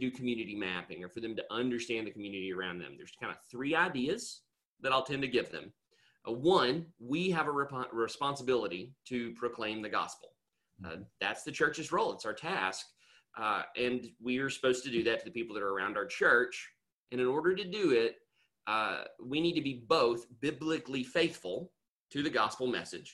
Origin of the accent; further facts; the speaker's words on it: Nashville, Tennessee, United States; moved away; I'm from the Nashville area originally